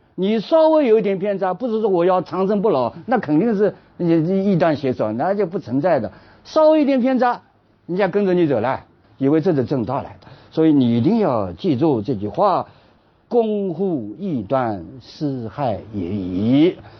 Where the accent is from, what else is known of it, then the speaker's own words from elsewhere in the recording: China; 我们中国人